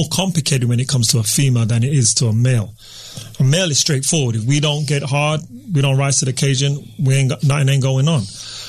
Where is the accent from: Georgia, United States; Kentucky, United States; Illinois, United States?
Georgia, United States; Atlanta; We're from Atlanta.